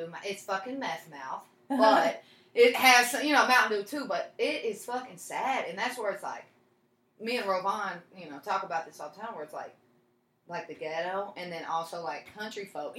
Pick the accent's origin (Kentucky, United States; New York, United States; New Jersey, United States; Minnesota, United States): Kentucky, United States; Louisville; Because I'm not from Kentucky. I'm from Louisville.